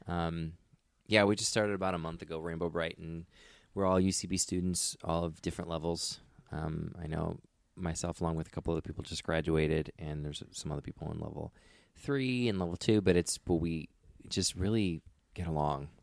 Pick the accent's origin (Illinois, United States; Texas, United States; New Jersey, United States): Illinois, United States; Aurora; moved away as an adult; now in Los Angeles, United States; I'm from Aurora, Illinois.